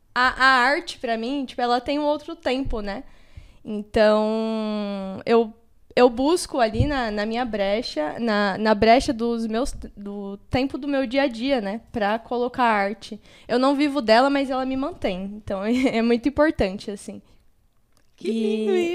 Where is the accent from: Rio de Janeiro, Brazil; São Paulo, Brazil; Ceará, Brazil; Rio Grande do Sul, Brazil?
São Paulo, Brazil; Eu nasci e fui criada no Capão Redondo